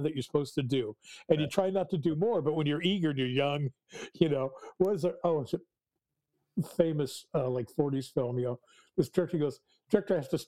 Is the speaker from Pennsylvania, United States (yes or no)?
no; Kansas City, Kansas, United States; moved away; I grew up in Kansas City, which is a suburb in the middle of Kansas